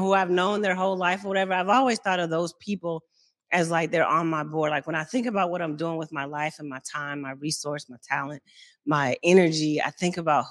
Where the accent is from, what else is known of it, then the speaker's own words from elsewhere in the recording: Mississippi, United States; moved away; me growing up in Mississippi